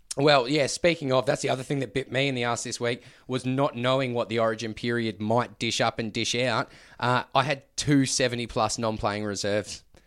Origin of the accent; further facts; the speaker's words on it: Queensland, Australia; as a Queenslander